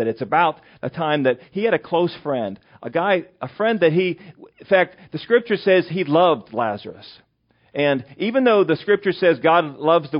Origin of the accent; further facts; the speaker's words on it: western Pennsylvania, United States; also born or lived in York County, Pennsylvania; now in Mechanicsburg, United States; my hometown, which is Berkeyville, Pennsylvania, which is in western Pennsylvania.